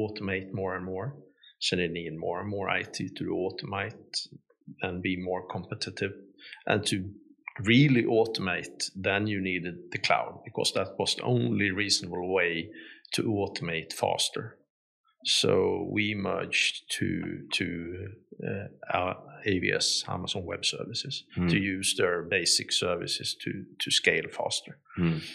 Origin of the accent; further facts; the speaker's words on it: southern Sweden, Sweden; moved away as an adult; also born or lived in Stockholm, Sweden / Poland; South of Sweden. I lived in Stockholm for like 20 years and then in Poland for 5 and moved here for a year ago